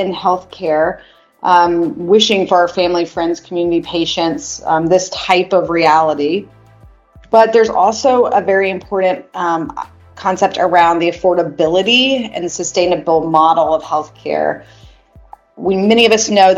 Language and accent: English; Chattanooga, Tennessee, United States; also born or lived in Georgia; I'm from Chattanooga, Tennessee, multi-generation Tennesseer. So I've been in the Georgia, Tennessee world in the South for my whole life